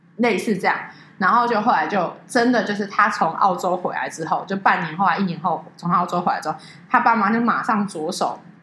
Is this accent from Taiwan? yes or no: yes; Taiwan; 我们是台湾来的